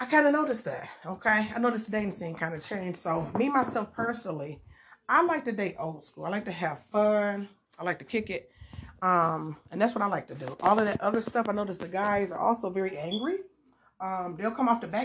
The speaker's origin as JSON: {"language": "English", "town": "Detroit", "region": "Michigan", "country": "United States", "said": "I am from Detroit"}